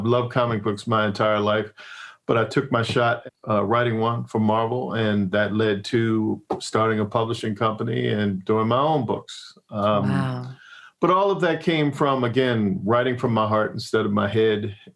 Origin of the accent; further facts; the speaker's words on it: Annapolis, Maryland, United States; moved away as an adult; also born or lived in Hollywood; I'm from Annapolis, Maryland, which is as far away from Hollywood as you could possibly be.